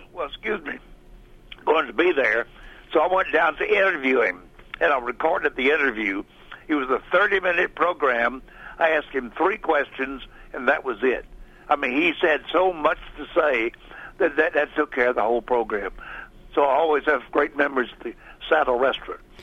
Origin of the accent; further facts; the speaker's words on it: Murfreesboro, Tennessee, United States; I grew up right over on Bell Street, so all of the Murfreesboro city uh, was just very important to, to me